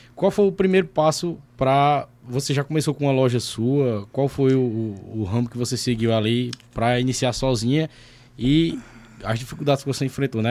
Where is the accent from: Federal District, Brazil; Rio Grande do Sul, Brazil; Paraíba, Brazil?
Paraíba, Brazil; Sumé; also born or lived in São Paulo; eu nasci em São Paulo em noventa e quatro, mas eu, minha família veio embora pra Sumé, eu tinha três anos de idade.